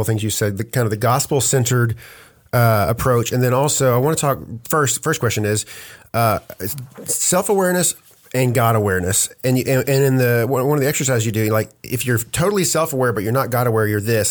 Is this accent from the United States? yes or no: yes; United States; We're Americans.